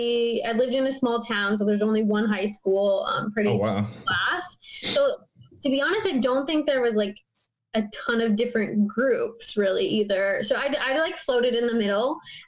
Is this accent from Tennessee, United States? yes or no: no; Minnesota, United States; moved away; I'm from Minnesota.